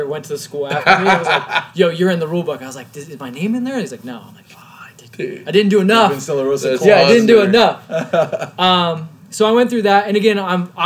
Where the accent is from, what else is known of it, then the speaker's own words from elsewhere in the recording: Orange County, California, United States; I'm from Orange County. Grew up in Orange County